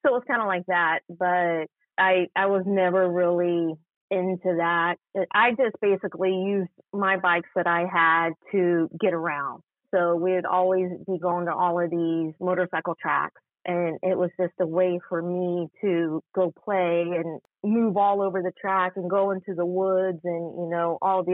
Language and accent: English; Houston, Texas, United States; I grew up in Houston. I'm a Houstonian, born and raised.